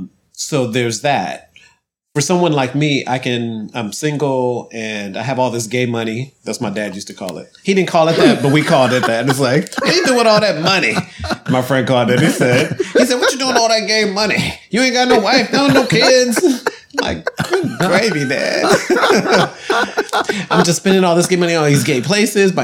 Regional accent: Ohio, United States; moved away as an adult; also born or lived in Atlanta / Washington, District of Columbia, United States; now in New York, United States; I grew up in Ohio

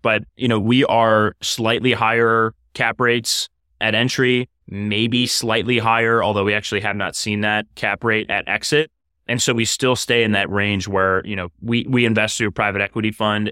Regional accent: Cleveland, Ohio, United States; moved away as an adult; also born or lived in New York; I'm from Cleveland originally, so I'm a, I'm a, a, a very much so a Midwesterner, Browns fan, and a Main Streeter, you know, by, by upbringing

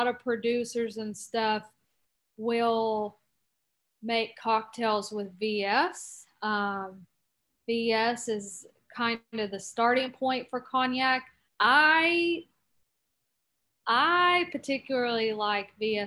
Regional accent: North Carolina, United States; I'm from North Carolina. I grew up on bourbon

